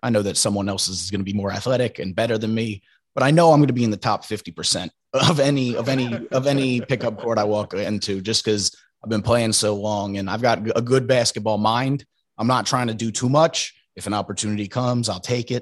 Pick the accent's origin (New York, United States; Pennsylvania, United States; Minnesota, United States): Pennsylvania, United States; Trevose; moved away as an adult; also born or lived in Philadelphia, Pennsylvania; now in Brooklyn, United States; I am from a small town just outside of Northeast Philly known as Trevose.